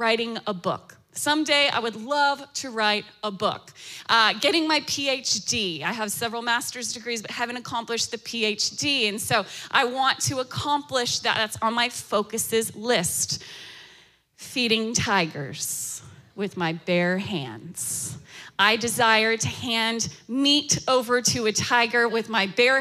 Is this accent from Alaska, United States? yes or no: yes; Alaska, United States; now in Florida, United States; I'm born and raised in Alaska. I'm talking rural village of Alaska.